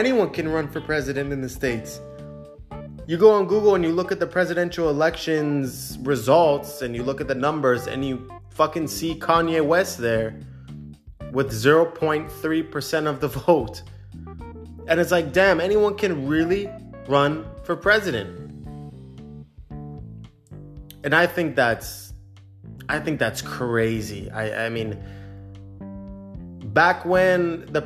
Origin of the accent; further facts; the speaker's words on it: Canada; I'm a Canadian citizen, born and raised in Canada